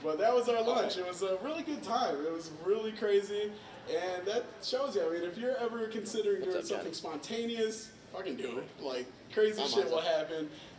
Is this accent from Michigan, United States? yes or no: yes; West Michigan, United States; We're from West Michigan.